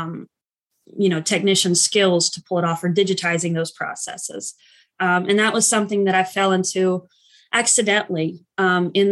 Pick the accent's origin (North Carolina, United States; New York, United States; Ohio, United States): North Carolina, United States; Asheville; I live in Asheville currently, and I've kind of lived here off and on for most of my life. So I consider it my hometown, even though I wasn't born here